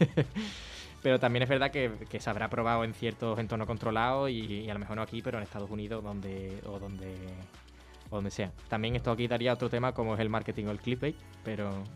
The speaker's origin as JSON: {"language": "Spanish", "town": "Rota", "region": "Andalusia", "country": "Spain", "tie": "born or raised there", "also_born_or_lived": "Seville", "said": "mi pueblo"}